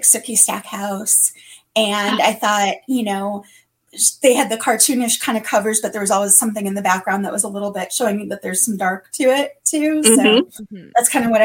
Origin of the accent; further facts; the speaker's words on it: Detroit, Michigan, United States; also born or lived in Tucson; now in Los Angeles, United States; I'm originally from Detroit. I live in California. I'm an LA girl for many, many years now